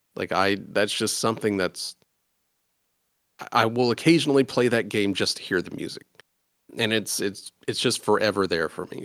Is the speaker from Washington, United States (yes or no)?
no; Indiana, United States; I am from Indiana